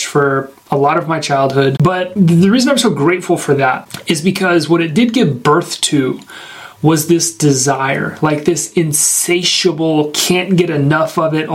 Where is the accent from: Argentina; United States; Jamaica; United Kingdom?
United States; Northwest Arkansas; born and raised in Northwest Arkansas